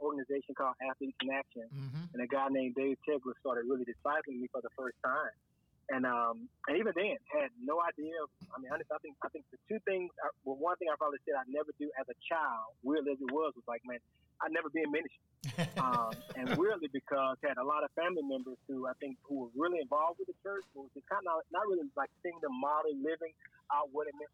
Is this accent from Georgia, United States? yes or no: yes; Atlanta, Georgia, United States; also born or lived in Chapel Hill, North Carolina; I grew up actually in Atlanta